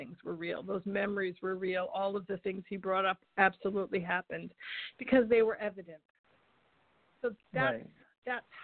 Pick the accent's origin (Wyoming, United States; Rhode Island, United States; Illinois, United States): Rhode Island, United States; moved away; also born or lived in Charleston, South Carolina; I'm from Rhode Island originally.